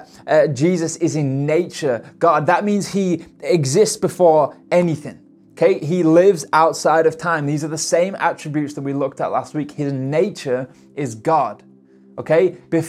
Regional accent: United Kingdom; I'm stereotypically British.

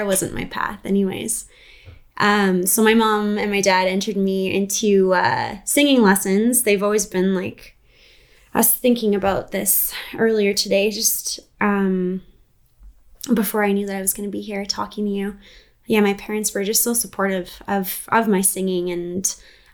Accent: Prince George, British Columbia, Canada; I'm actually from Prince George. I was born and raised here

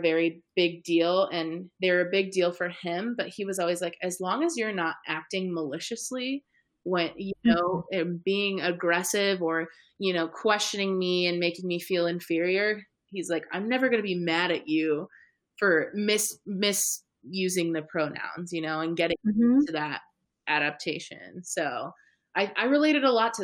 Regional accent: California, United States; also born or lived in Midwest; I was this California girl living in the Midwest

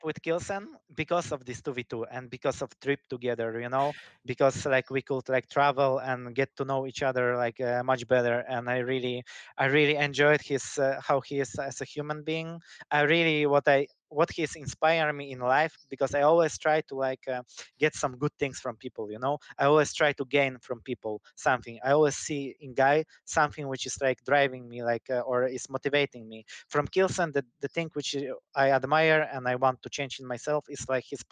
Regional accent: Poland; English is a second language; I'm from Poland.

